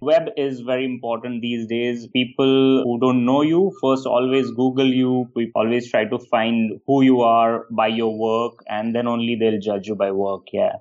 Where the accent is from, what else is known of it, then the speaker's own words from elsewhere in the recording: India; also born or lived in London; I come from India, from a very small town and small family.